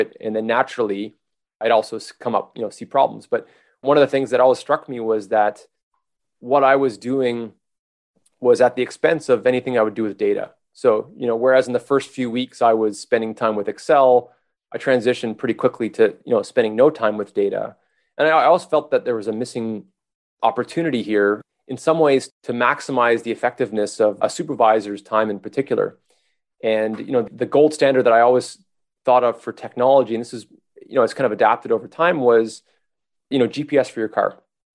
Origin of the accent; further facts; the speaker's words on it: Montreal, Quebec, Canada; I'm from Montreal